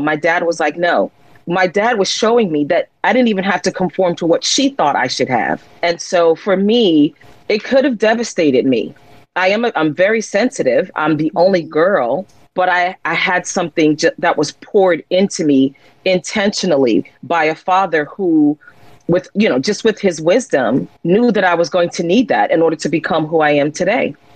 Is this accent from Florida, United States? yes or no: no; Jersey City, New Jersey, United States; I'm a young girl growing up in Jersey City, New Jersey